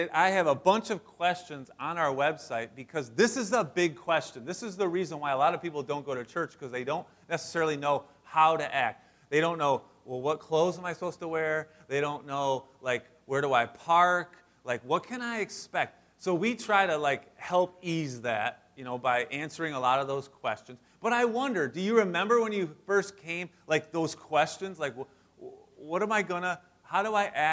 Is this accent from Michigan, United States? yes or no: yes; West Branch, Michigan, United States; also born or lived in St. Clair Shores, Michigan; this was my life growing up in West Branch